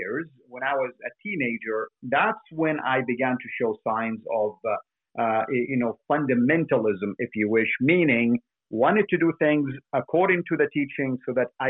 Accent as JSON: {"language": "English", "town": "Jeddah", "region": "Makkah Province", "country": "Saudi Arabia", "tie": "born or raised there", "moved": "yes", "said": "I was born in Saudi Arabia, specifically in Jeddah, the west coast by the Red Sea"}